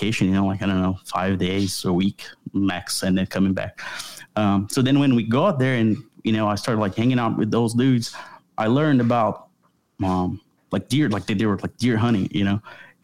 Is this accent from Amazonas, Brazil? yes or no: no; São Paulo, Brazil; English is a second language; moved away as an adult; now in Pulaski, United States; living in Brazil, I was born in São Paulo, which is the biggest city in the country